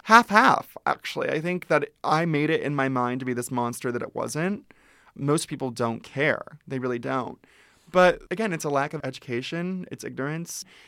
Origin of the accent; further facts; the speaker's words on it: Ventura, California, United States; I grew up in Ventura, which is an hour north of here.